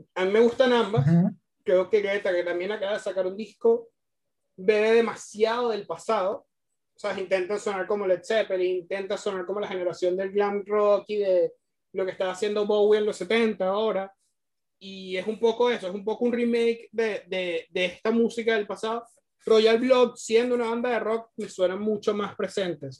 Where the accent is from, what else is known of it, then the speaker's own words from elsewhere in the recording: Venezuela; porque ambos somos venezolanos